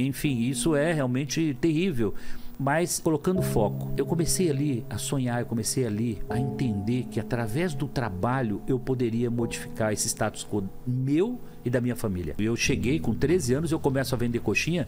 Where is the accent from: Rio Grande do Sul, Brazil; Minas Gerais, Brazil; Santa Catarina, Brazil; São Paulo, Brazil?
São Paulo, Brazil; Lins; also born or lived in Cafelândia; nasci em Cafelândia, morando em Lins com 3 anos de idade.